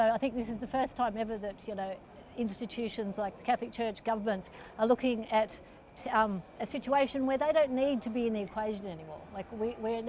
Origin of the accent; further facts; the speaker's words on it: Australia; I'm Australian